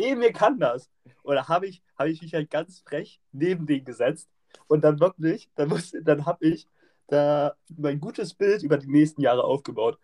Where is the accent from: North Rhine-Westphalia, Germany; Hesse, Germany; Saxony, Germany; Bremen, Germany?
Bremen, Germany; Wir kommen ja alle aus Bremen